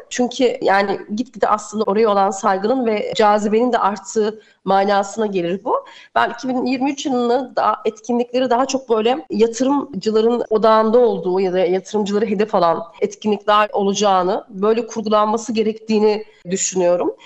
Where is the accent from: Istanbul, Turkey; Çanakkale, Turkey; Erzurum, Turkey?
Erzurum, Turkey; ben Erzurumluyum. Evet. Daha aslen işte Trabzon